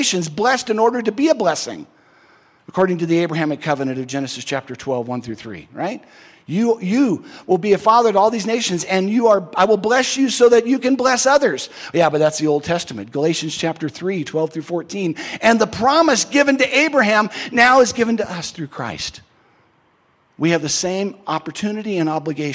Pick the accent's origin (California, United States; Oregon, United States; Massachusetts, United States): California, United States; Southern; the denomination I grew up in Southern California